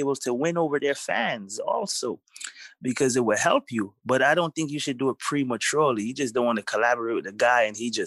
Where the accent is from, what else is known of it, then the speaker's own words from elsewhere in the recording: New York City, New York, United States; also born or lived in Kingston, Jamaica / the South (US); I'm Jamaican. I was born in Jamaica, mm-hmm. and I grew up in Brooklyn, New York